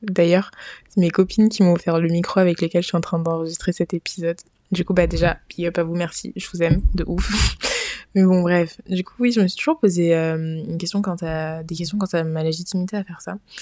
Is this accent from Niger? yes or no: yes; Niger; moved away as an adult; now in Paris, France; je suis nigérienne. D'ailleurs, j'ai toujours vécu au Niger et je suis venue vivre en France après avoir eu mon bac